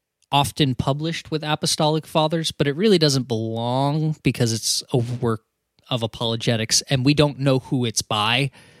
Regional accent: United States; I'm not sorry. Because I'm American.

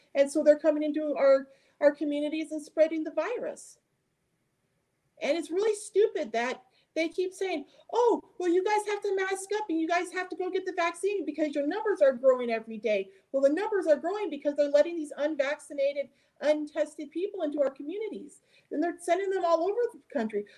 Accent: near the Canadian border, United States; I grew up near the Canadian border

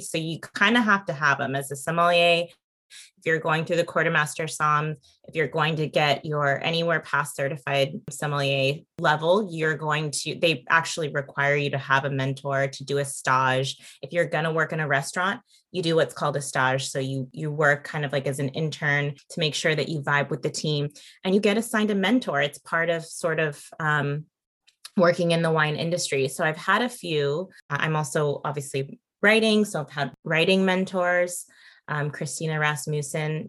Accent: Santa Barbara, California, United States; also born or lived in Napa; born and raised in Santa Barbara

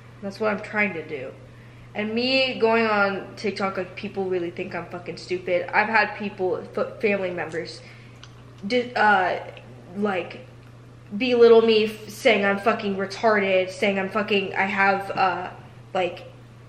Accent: United States; being an American

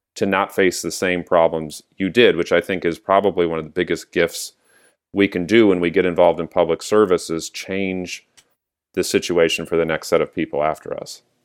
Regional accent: San Diego, California, United States; now in Santa Cruz County, United States; I was growing up in San Diego

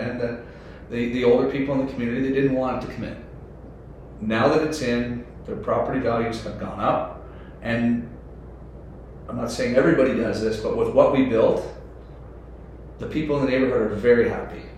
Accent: Ontario, Canada; moved away; I'm from Ontario

